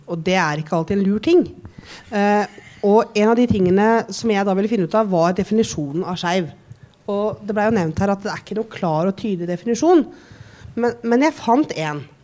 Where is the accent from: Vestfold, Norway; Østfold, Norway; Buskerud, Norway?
Buskerud, Norway; Drammen; jeg kommer fra Drammen.